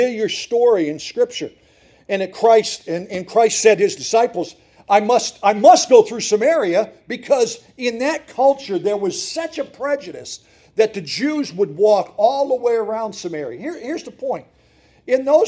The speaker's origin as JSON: {"language": "English", "town": "Montrose", "region": "Pennsylvania", "country": "United States", "tie": "born or raised there", "said": "I grew up in Montrose, Pennsylvania"}